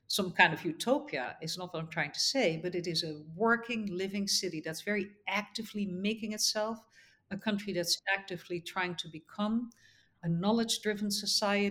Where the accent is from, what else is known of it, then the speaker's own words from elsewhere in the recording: Netherlands; moved away as an adult; also born or lived in United States; now in Abu Dhabi, United Arab Emirates; I grew up in the Netherlands